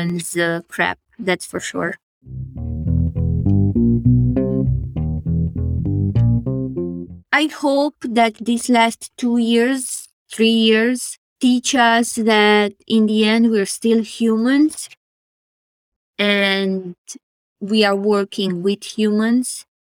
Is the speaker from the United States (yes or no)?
no; Romania; moved away; whenever I'm asked where am I from, I say Romania